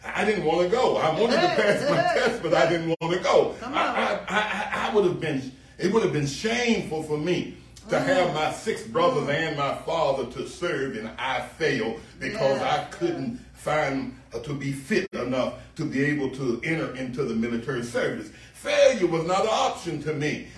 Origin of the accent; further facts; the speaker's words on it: United States; as a teenager, growing up in the United States